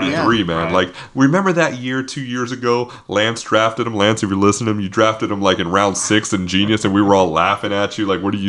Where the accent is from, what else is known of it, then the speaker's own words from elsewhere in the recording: Bay Area, California, United States; I grew up in the Bay Area.